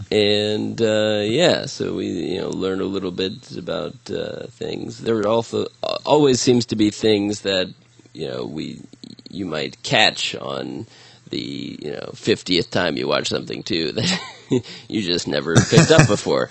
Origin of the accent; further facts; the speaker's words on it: Columbus, Ohio, United States; my hometown